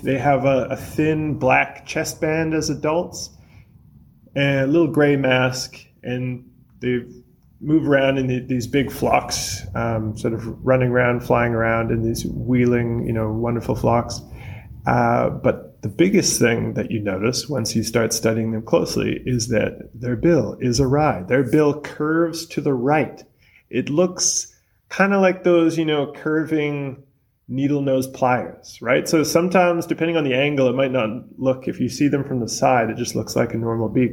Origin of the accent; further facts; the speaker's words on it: British Columbia, Canada; moved away as an adult; now in New Zealand; I'm from British Columbia, Canada, originally, but I've been living in New Zealand for around eight years